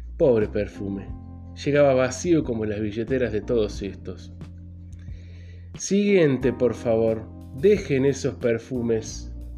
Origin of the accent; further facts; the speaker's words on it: Río Gallegos, Santa Cruz, Argentina; moved away as an adult; also born or lived in Córdoba, Argentina / Villa María, Argentina; Nací en Río Gallegos, en la provincia de Santa Cruz, en el sur de Argentina.